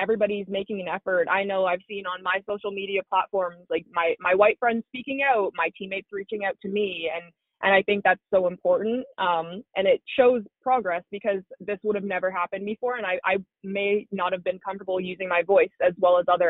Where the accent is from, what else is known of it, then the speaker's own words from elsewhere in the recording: Canada; I grew up playing hockey in Canada